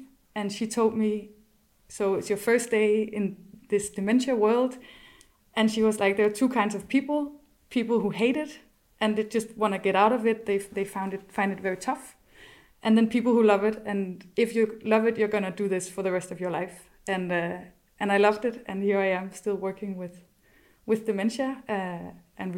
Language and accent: English; Copenhagen, Capital Region of Denmark, Denmark; moved away as an adult; now in Germany; So I am originally from Denmark. I come from Copenhagen